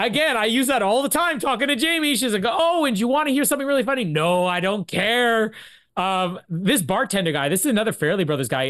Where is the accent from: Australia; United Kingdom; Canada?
Canada; we're Canadian